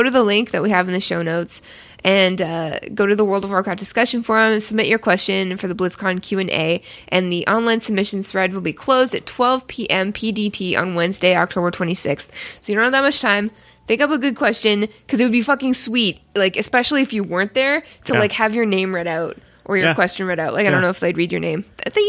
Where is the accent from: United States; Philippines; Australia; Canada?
Canada; I don't know. I'm Canadian. I don't know. fucking weird accents.